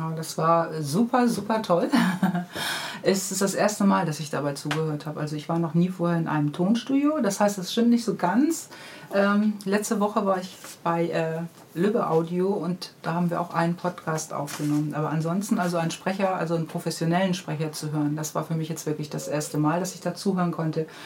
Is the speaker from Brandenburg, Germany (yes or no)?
no; Hamburg, Germany; Ich bin in Hamburg-Niendorf aufgewachsen am Moor